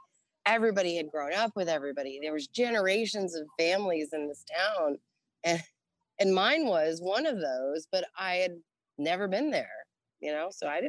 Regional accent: United States; accent: East Coast; I had an East Coast accent. I grew up in the Navy.

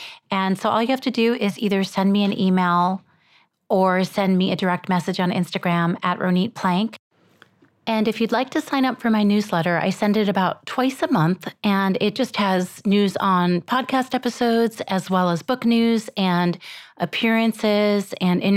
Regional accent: United States; also born or lived in Israel; I moved to this country when I was just about four

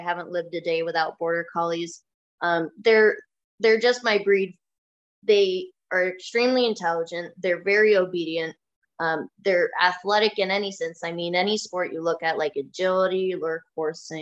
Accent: Pennsylvania, United States; I'm from Pennsylvania, Cooper's Lake.

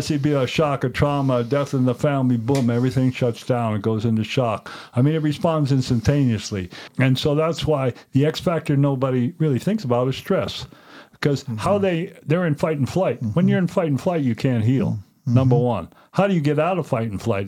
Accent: Cape Cod, New England, Massachusetts, United States; now in Montana, United States; I grew up in New England, Cape Cod

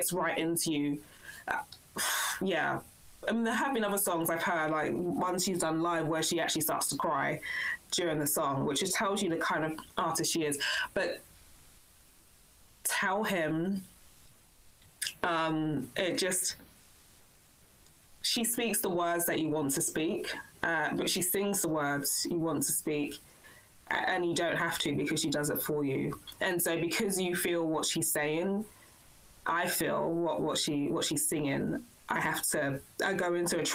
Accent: London, United Kingdom; moved away as an adult; also born or lived in Wellington, New Zealand; now in New Zealand; I was born and bred in London in England, and I whakapapa back to Nigeria

